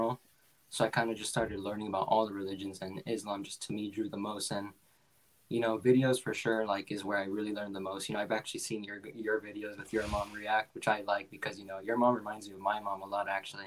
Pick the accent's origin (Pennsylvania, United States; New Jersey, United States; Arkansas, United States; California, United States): California, United States; Los Angeles; moved away as an adult; also born or lived in Washington State; now in Washington, United States; I mean, I'm originally from Los Angeles